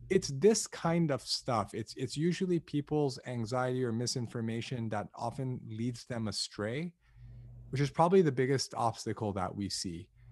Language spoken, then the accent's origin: English; Los Angeles, California, United States; Born and raised in Los Angeles, uh, to two ethnically Armenian parents who immigrated here from Lebanon